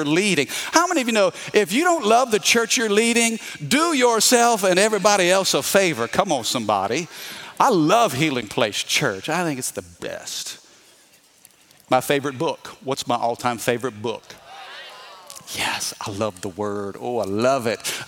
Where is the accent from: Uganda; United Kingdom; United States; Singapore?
United States; Midwest; I'm from the Midwest